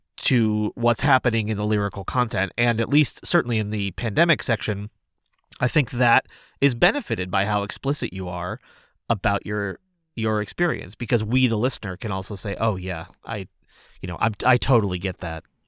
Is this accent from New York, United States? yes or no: no; Lenox, Massachusetts, United States; my hometown of Lenox, Mass.